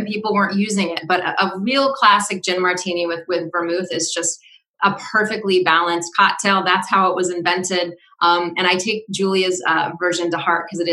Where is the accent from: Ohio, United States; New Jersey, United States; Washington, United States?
Washington, United States; Seattle; now in Rhode Island, United States; I grew up in the Seattle area, so I was around a lot of mountains